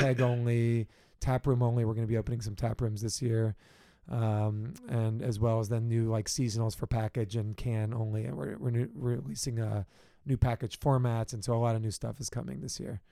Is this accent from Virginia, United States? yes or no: yes; Richmond, Virginia, United States; moved away as an adult; also born or lived in South Carolina / Washington, D.C.; now in San Diego, United States; I'm from originally from Richmond, Virginia.